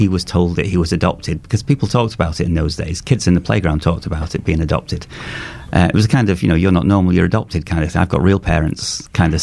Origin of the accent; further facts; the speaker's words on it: Cheshire, North West England, United Kingdom; I'm from Cheshire, and our nearest cities were like Chester and Liverpool and Manchester